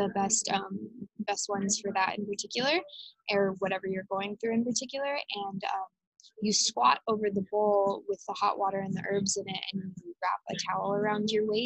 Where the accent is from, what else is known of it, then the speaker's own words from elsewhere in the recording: Arizona, United States; moved away as an adult; now in Hawaii, United States; I'm 7th generation native Arizonan